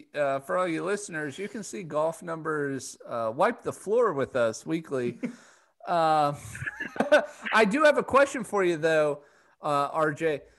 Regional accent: Colorado, United States; I'm from Colorado

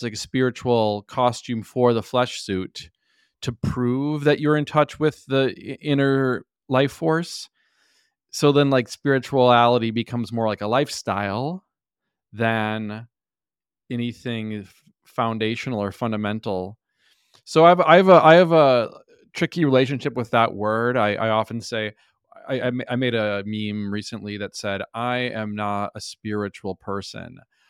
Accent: Minnesota, United States; I was raised, I grew up in Minnesota where, like, you know, everyone's Christian, you know, so that was kind of my foundation.

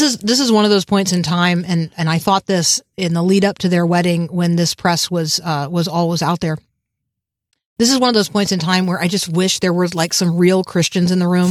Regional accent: United States; I'm a Protestant, um, and I'm an American

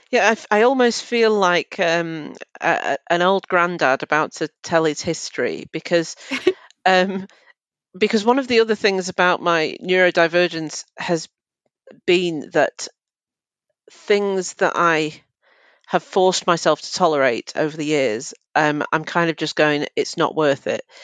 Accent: Manchester, North West England, United Kingdom; I'm from Manchester

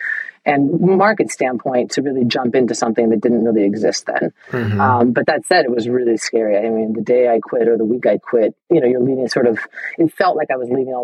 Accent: Northern California, United States; born and raised in Northern California

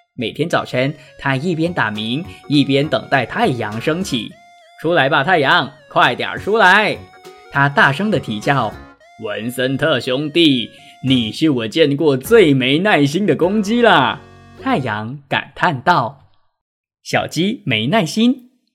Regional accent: Penang, Malaysia; moved away as an adult; also born or lived in Kuala Lumpur / Taiwan; 槟城它是我的老家， 因为那里有家人

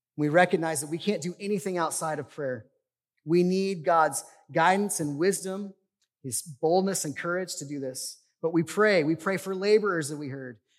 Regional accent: United States; I love living in the United States. I love being an American

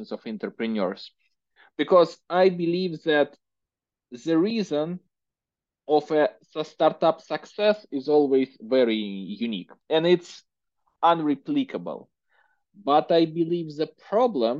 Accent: Russia; accent: Russian; English is a second language; my horrible Russian accent

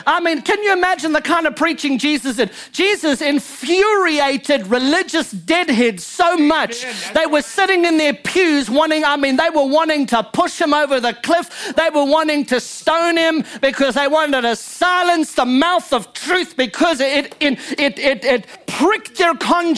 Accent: Louisiana, United States; You know, I'm just a Cajun that just made it a whole lot later than all y'all. but I do speak French legit.

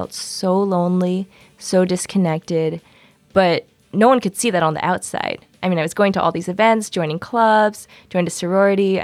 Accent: Santa Monica, California, United States; I'm from Santa Monica, California

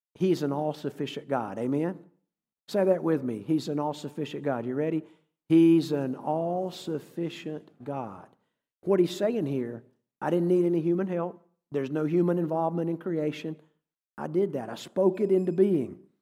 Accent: North Carolina, United States; also born or lived in Massachusetts / New England; I grew up in North Carolina. I've lived in New England, been a few other places, but, um, when I was growing up in the seventies and eighties

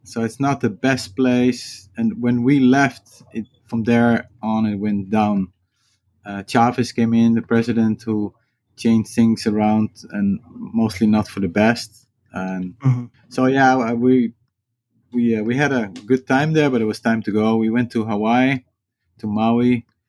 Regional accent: Netherlands; English is a second language; That was very easy because I grew up on a houseboat, and my parents had a sailing school, and which turned later into a sailing and windsurfing school.

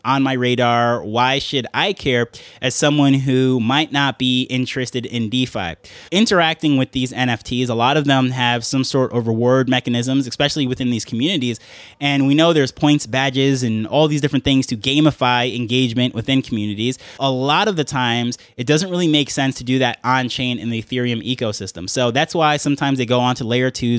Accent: New York, United States; accent: New York; now in Jamaica; my New York accent living in Jamaica

